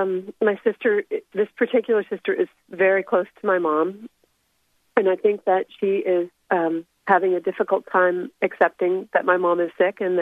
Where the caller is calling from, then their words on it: Seattle, Washington, United States; I'm in the Seattle area.